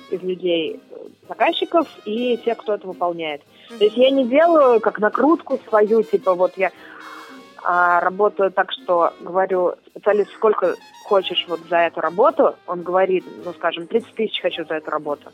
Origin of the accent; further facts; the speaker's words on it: Ulyanovsk, Ulyanovsk Oblast, Russia; moved away as an adult; also born or lived in Moscow; now in Krasnodar, Russia; я из Ульяновска изначально